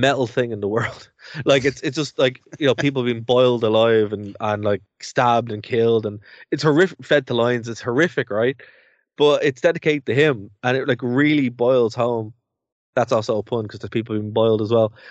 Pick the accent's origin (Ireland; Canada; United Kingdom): Ireland; we're two Irish guys